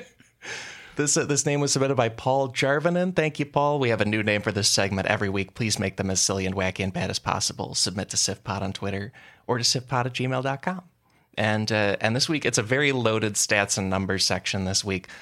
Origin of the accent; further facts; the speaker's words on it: Chicago suburbs, Illinois, United States; now in Los Angeles, United States; I'm from the Chicago suburbs